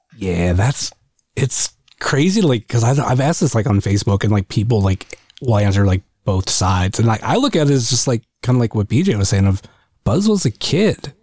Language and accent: English; Akron, Ohio, United States; I'm more from the Akron area